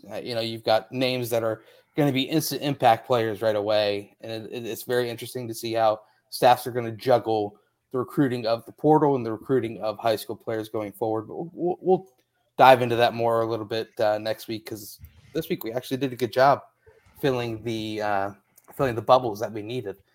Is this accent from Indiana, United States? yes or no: yes; Indianapolis, Indiana, United States; I I'm from Indianapolis, so no hablo Indianapolis.